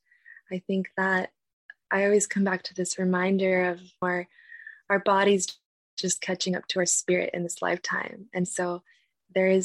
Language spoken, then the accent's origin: English; United States; growing up in the United States, after being raised with my culture, with my traditions, with my family, and being removed from that at a young age